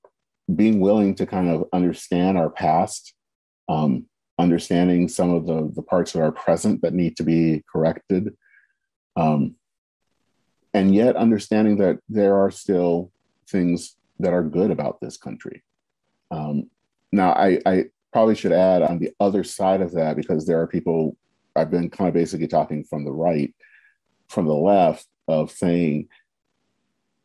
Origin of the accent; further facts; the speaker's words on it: United States; we love our country.